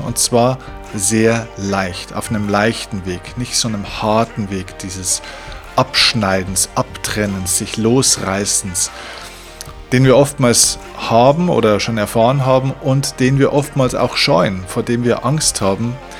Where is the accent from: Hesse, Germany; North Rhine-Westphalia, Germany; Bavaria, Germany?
Bavaria, Germany; bei uns in Bayern